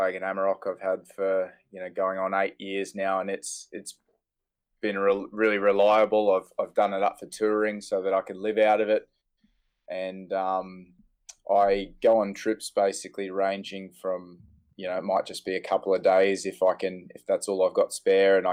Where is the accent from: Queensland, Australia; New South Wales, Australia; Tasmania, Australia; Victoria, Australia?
Queensland, Australia; Emerald; also born or lived in Gold Coast, Queensland; I moved from the Gold Coast, that's where I was sort of born, and moved up to central Queensland, which was a big change, and it was more rural